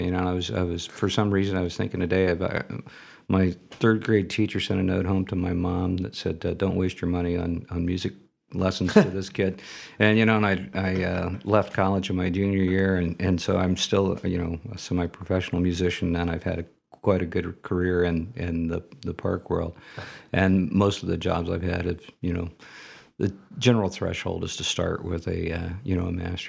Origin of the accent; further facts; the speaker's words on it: Dayton, Ohio, United States; moved away as an adult; now in Toledo, United States; I grew up in the Dayton area.